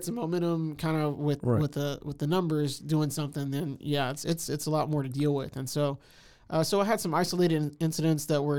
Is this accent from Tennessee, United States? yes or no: no; Houston, Texas, United States; moved away as an adult; now in Waco, United States; I'm originally from Houston. I came here in the late 90s to go to Baylor, and went there, graduated 2003, and been living here ever since in Waco.